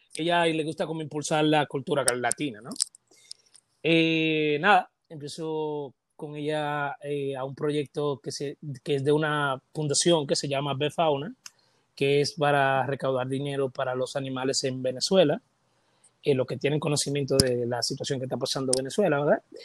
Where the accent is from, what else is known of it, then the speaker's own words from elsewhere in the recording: Dominican Republic; Todos los dominicanos tenemos ese sello en la pierna derecha o en la izquierda